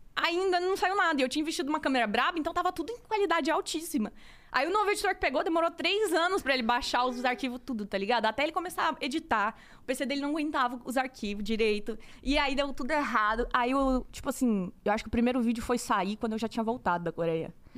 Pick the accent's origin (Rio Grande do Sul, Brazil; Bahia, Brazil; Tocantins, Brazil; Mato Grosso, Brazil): Mato Grosso, Brazil; Cuiabá; moved away as an adult; now in São Paulo, Brazil; sou de Cuiabá, Mato Grosso